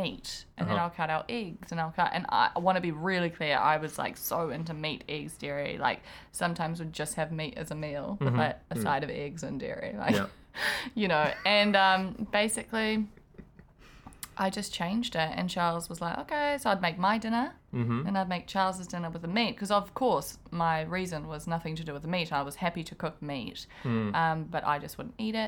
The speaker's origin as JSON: {"language": "English", "country": "South Africa", "said": "I'm South African, and we eat meat with breakfast, lunch, and dinner, and our snacks are biltong"}